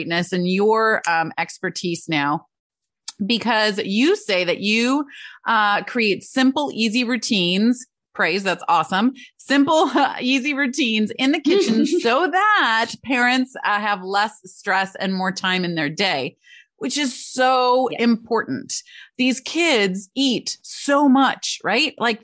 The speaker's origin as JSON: {"language": "English", "region": "Michigan", "country": "United States", "tie": "born or raised there", "said": "Growing up in Michigan"}